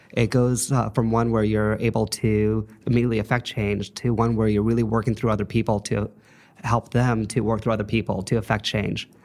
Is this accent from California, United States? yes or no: yes; Los Angeles, California, United States; moved away as an adult; also born or lived in Saint Louis, Missouri; I'm a L A native. I grew up in the San Fernando Valley